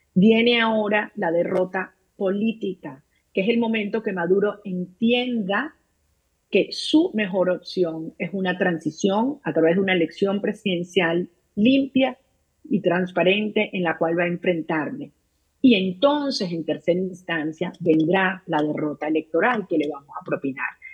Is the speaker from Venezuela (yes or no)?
yes; Venezuela; los venezolanos estamos unidos como nunca antes